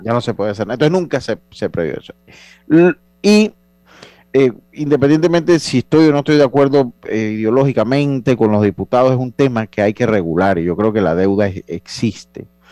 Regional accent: Panama; nosotros como panameños

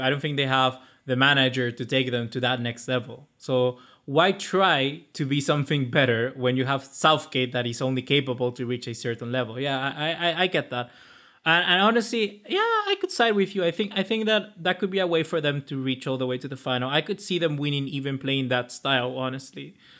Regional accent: Chile; I'm Chilean by, by nationality. By, I was born in Chile

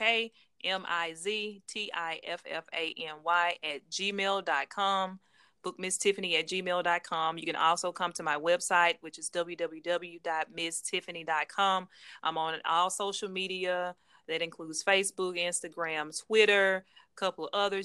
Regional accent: Jackson, Mississippi, United States; my hometown, Jackson, Mississippi.

